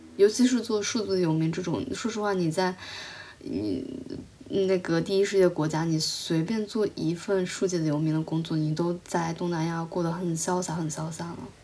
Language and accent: Chinese; China; 我们是中国人